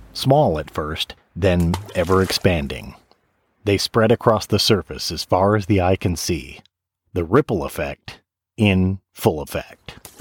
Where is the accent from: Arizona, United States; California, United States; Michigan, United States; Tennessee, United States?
Michigan, United States; I grew up in Michigan, so I'm all about the water